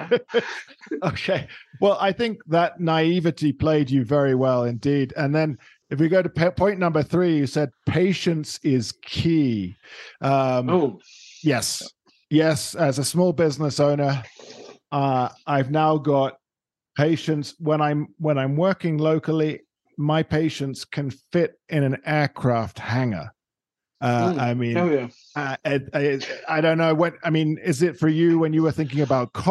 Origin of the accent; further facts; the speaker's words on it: United Kingdom; now in Colombia; I am a Brit.